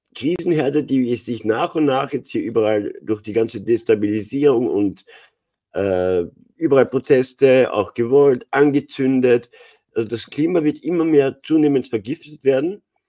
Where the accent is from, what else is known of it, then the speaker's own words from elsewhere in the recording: Austria; bei uns in Österreich